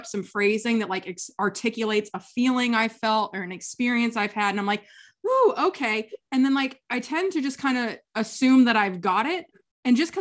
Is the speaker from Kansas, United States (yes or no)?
yes; Kansas, United States; also born or lived in San Diego; now in Maine, United States; I grew up in Kansas, where winter is icy and sad and there's nothing fun to do about it.